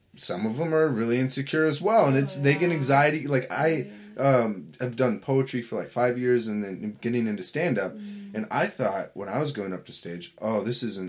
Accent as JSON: {"language": "English", "town": "Sandpoint", "region": "Idaho", "country": "United States", "tie": "born or raised there", "moved": "yes", "said": "I came from Sandpoint, Idaho. At least I spent a few years out there growing up"}